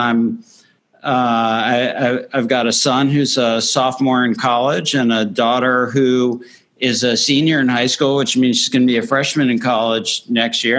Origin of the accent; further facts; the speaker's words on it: Miami, Florida, United States; also born or lived in Northeast United States / West Coast United States; now in Nashville, United States; I grew up in Miami, Florida